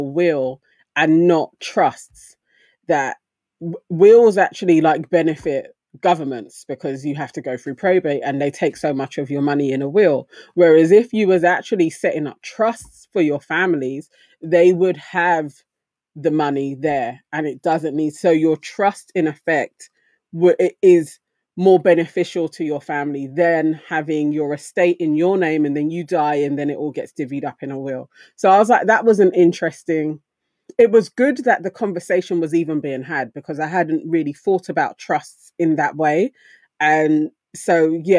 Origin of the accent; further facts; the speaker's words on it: London, United Kingdom; now in East London, United Kingdom; I was brought up in Swiss Cottage